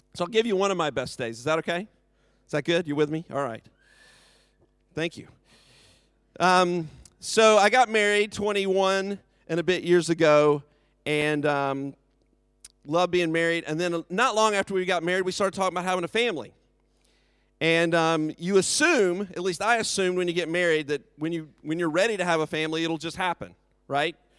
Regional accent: United States; now in United Kingdom; I'm from America

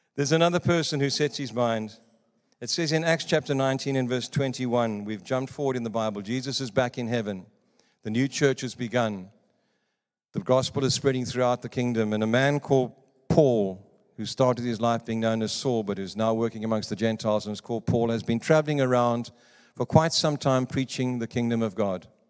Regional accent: South Africa; moved away; also born or lived in Johannesburg / Cape Province; I come from South Africa

